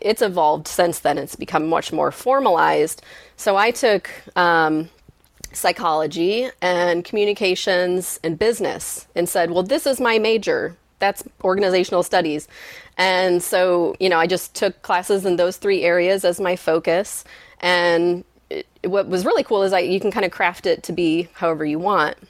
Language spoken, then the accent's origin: English; Michigan, United States; I grew up in Michigan